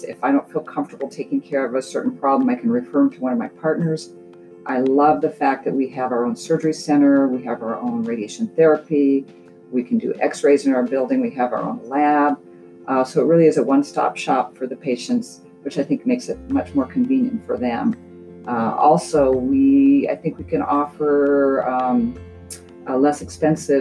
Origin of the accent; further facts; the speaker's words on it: Montana, United States; moved away as an adult; also born or lived in New Mexico; now in Meridian, Idaho, United States; I am originally from Montana, grew up in a family of four